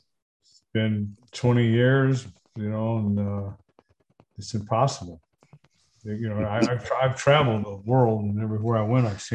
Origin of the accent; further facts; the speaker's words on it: Detroit, Michigan, United States; also born or lived in Georgia, United States / Texas, United States; I was born in Georgia. I was there until I was 6 years old. And my dad moved us up to Detroit. So most of my life's been in Detroit. I've lived in Texas, still have property in Texas, but, no, growing up was basically done right in Detroit.